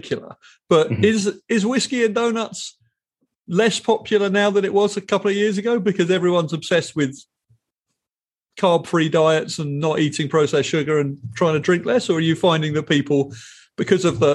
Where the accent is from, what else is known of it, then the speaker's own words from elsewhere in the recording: England, United Kingdom; now in United States; as an English person